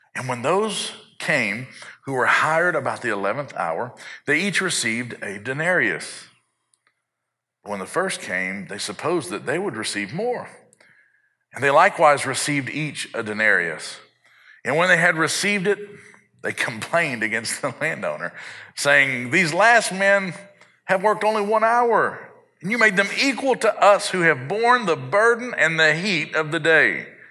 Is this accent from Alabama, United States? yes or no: no; South Arkansas, United States; I had the benefit of growing up in South Arkansas, which is mostly agricultural